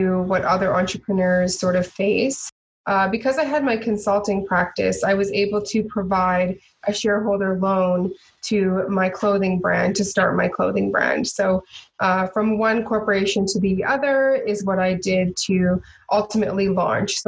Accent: Edmonton, Alberta, Canada; I was born and raised here in Edmonton on the south side

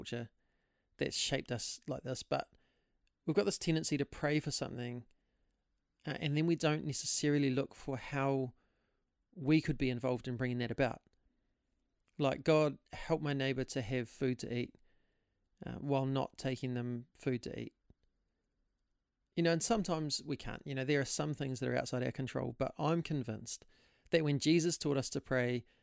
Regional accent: Hastings, Hawke's Bay, New Zealand; also born or lived in Auckland; now in Christchurch, New Zealand; I'm originally from Hastings in the Hawke's Bay

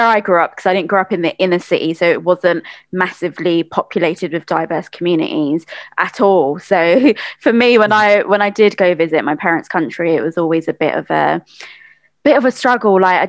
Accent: London, United Kingdom; also born or lived in Bangladesh; I was born and bred in London, and I spent large chunks of my childhood and teenage life in Bangladesh.

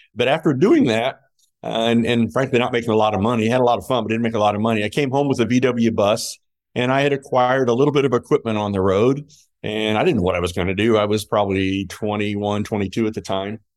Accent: Fort Wayne, Indiana, United States; in my hometown where all my friends and family could come see me play

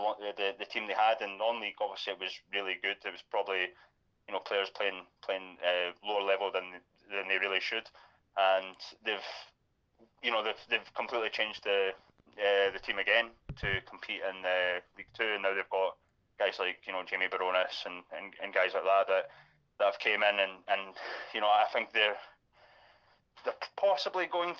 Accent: Fife, Scotland, United Kingdom; I'm from Fife

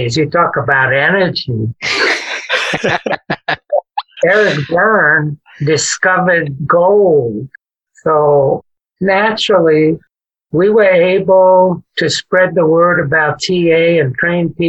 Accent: New York City, New York, United States; moved away as an adult; also born or lived in California; When I grew up in New York City as a Puerto Rican

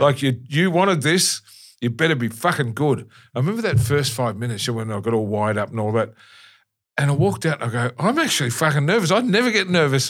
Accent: Melbourne, Victoria, Australia; in Melbourne, in my hometown, I love Melbourne

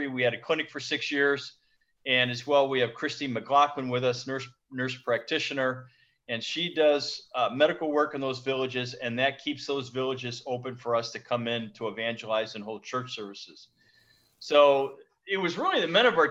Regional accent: United States; moved away as an adult; now in Bingerville, Côte d'Ivoire; as an American pastoring in the States

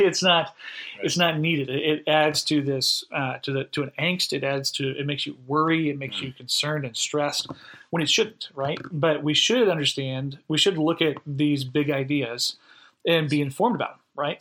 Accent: Florida, United States; also born or lived in upstate New York; now in Holly Springs, United States; originally, I'm from Florida. I'm an eighth generation Floridian.

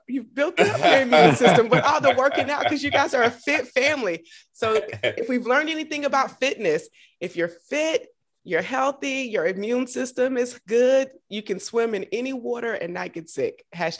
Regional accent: Augusta, Georgia, United States; now in Washington, DC, United States; I'm from Augusta, Georgia, and in Augusta, we had some really cool recreation centers when I was growing up.

